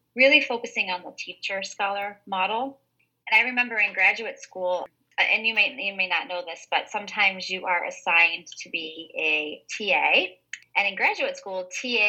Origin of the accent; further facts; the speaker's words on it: Ohio, United States; moved away as an adult; now in Vermont, United States; I grew up in Ohio, I grew up in the Midwest